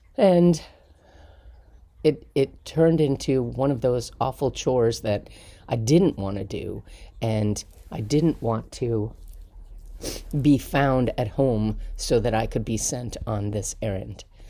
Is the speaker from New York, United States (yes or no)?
yes; Palisades, New York, United States; I grew up in Sneedon's Landing in New York, just outside of Manhattan